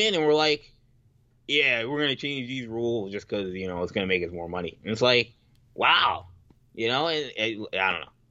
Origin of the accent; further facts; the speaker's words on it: United States; I'm an American